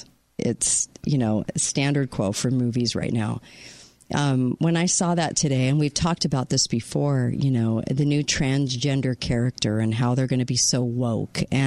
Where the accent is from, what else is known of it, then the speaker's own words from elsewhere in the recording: California, United States; moved away; My home state.